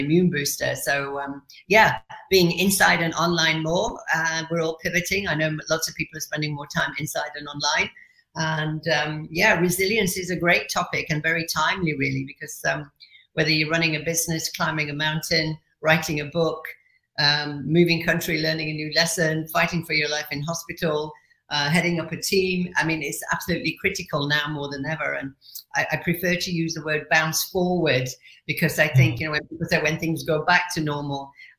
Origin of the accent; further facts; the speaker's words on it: Yorkshire and the Humber, United Kingdom; moved away as an adult; also born or lived in Middle East / Asia / Kuwait; I'm originally from Yorkshire